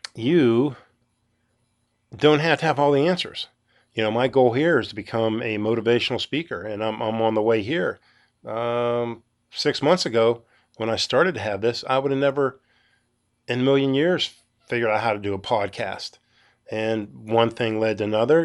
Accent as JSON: {"language": "English", "region": "Western Pennsylvania", "country": "United States", "said": "I'm from Western Pennsylvania"}